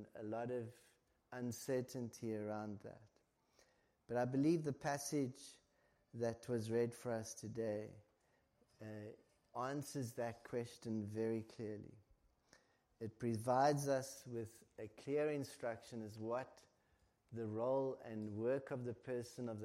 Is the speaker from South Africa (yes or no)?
yes; South Africa; now in Ireland; As a South African